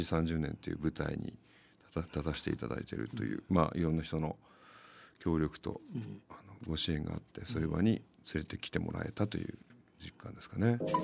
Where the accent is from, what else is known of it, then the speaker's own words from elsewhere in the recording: Yamanashi, Japan; 僕のふるさとの山梨県